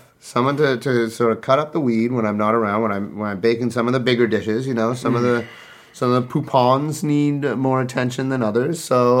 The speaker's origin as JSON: {"language": "English", "town": "Toronto", "region": "Ontario", "country": "Canada", "tie": "born or raised there", "said": "I grew up in Toronto. I grew up in this city, and there are skunks everywhere."}